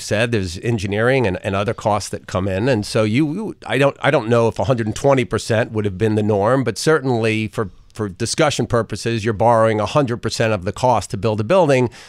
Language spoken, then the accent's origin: English; Port Washington, New York, United States; also born or lived in Brooklyn; I was raised in Port Washington